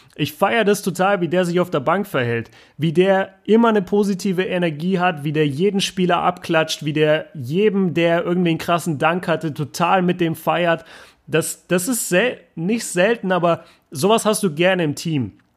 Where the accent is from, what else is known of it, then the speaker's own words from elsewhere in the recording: Germany; ich als Deutscher